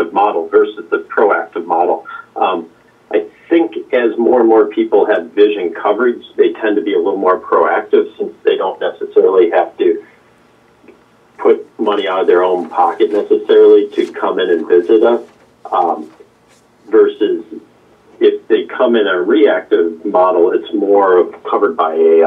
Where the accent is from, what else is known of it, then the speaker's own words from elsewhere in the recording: Wheaton, United States; also born or lived in Fort Lauderdale, Florida; I grew up in Wheaton, so pretty close